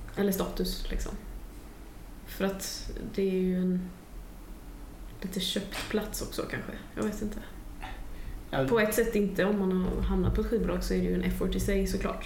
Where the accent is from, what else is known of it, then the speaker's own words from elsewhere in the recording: Gothenburg, Västra Götaland, Sweden; min hemstad